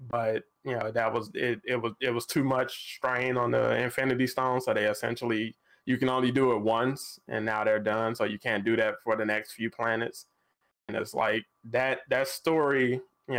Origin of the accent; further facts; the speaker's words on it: Chicago, Illinois, United States; I'm from Chicago too